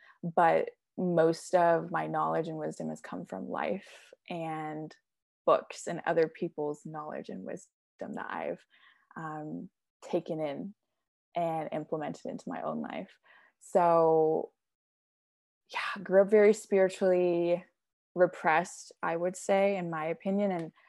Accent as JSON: {"language": "English", "region": "Oklahoma", "country": "United States", "tie": "born or raised there", "also_born_or_lived": "California", "said": "I was born in California, went back and forth between California and here in Oklahoma. So I spent about 9 years total in California, Southern California to be exact"}